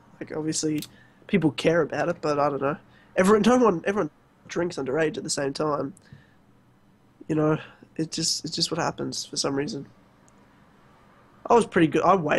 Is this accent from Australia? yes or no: yes; Australia; I'm Australian.